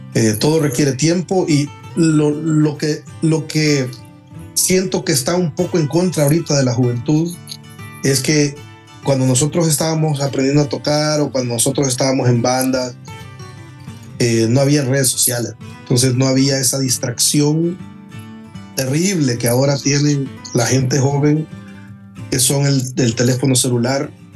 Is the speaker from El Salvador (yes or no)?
yes; El Salvador; moved away as an adult; now in Texas, United States; más de 20 años en mi país